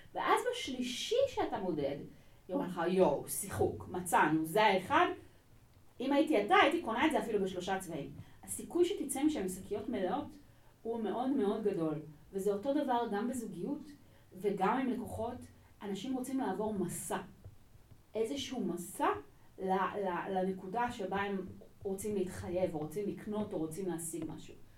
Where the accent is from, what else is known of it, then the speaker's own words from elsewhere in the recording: Israel; לא נולדתי בארץ, אני כאן מגיל שנתיים